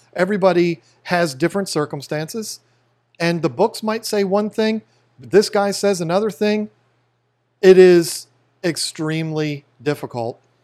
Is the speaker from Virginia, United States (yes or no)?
yes; Fredericksburg, Virginia, United States; where we grew up in Fredericksburg, Virginia